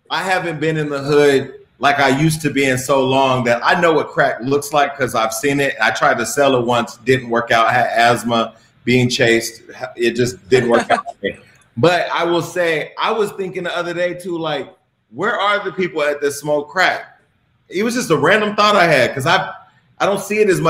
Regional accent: Stockton, California, United States; I'm from Stockton.

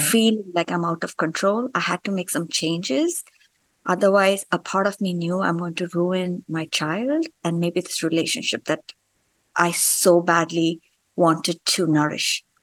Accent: India; moved away as an adult; now in United States; I grew up in India

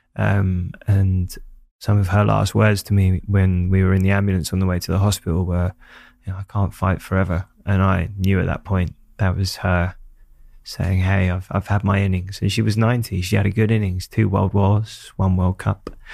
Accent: London, United Kingdom; growing up in Hackney

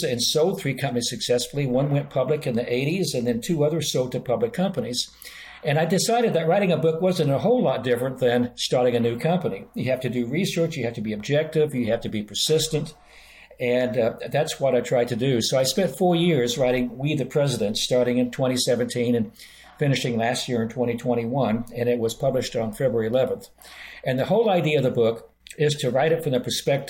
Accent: Oklahoma, United States; moved away as an adult; also born or lived in Boston, Massachusetts; I grew up in Oklahoma, one of the reddest of the red states, and I spent 40 years in Boston and Massachusetts

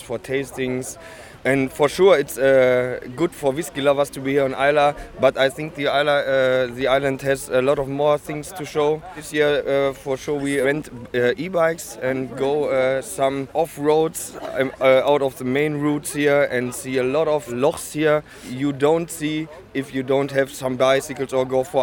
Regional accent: Ruhr area, North Rhine-Westphalia, Germany; English is a second language; I come from the Ruhr area near Cologne in Germany.

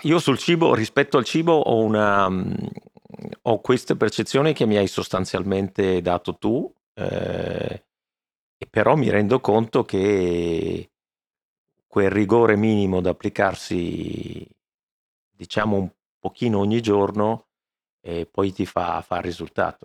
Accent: Veneto, Italy; sono veneto

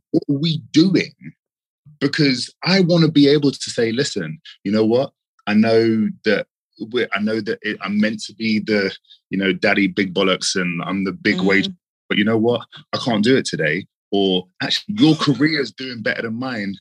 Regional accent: London, United Kingdom; London, born and raised.

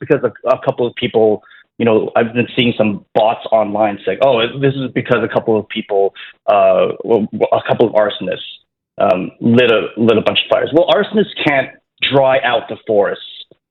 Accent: Toronto, Ontario, Canada; moved away as an adult; In 2019, I decided to like move back to Toronto because my home's here, my family's here, my parents are here

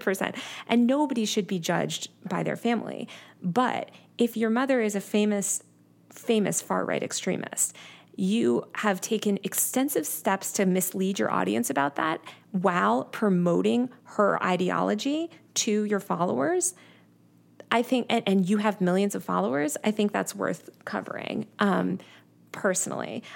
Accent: New York City, New York, United States; I'm from New York City originally

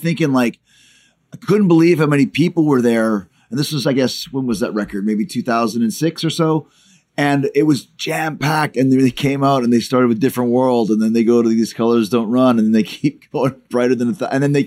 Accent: Winnipeg, Manitoba, Canada; moved away; I grew up in Winnipeg

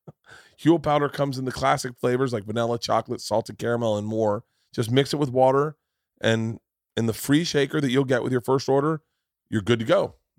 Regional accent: Florida, United States; moved away; I grew up in Florida

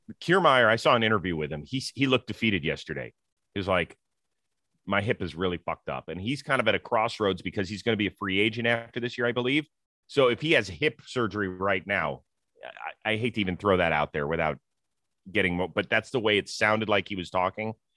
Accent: Cleveland, Ohio, United States; I'm from Cleveland

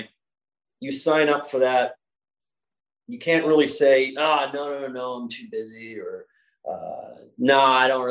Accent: Northeast, United States; moved away; growing up in the Northeast

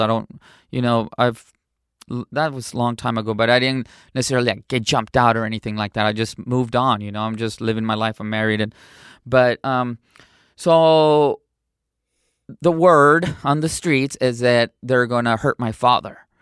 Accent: San Diego, California, United States; also born or lived in Cotija, Michoacán, Mexico; I was smuggled in. And, um, I was raised in San Diego, California

